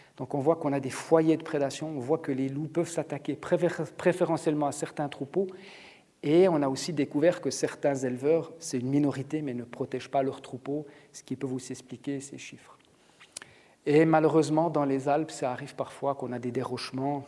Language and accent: French; Switzerland; chez nous en Suisse